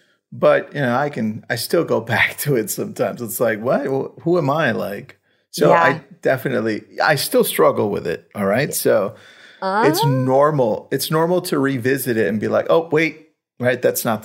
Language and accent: English; Los Angeles, California, United States; I grew up in the San Fernando Valley in Los Angeles, Pacoima, right? Mm-hmm. Mexican of parents are immigrants.